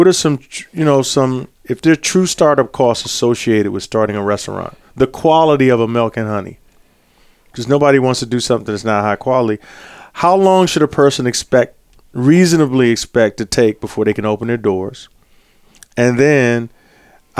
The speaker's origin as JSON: {"language": "English", "town": "Fairmount Heights", "region": "Maryland", "country": "United States", "said": "I'm from Fairmont Heights."}